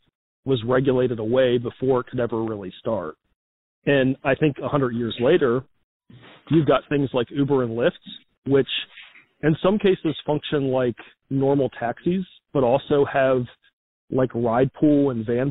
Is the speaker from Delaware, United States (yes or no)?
no; Charlottesville, Virginia, United States; my hometown of Charlottesville